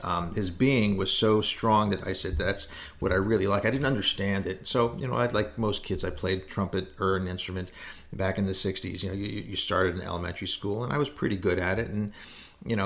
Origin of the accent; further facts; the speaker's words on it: New York City, New York, United States; moved away; I grew up in New York City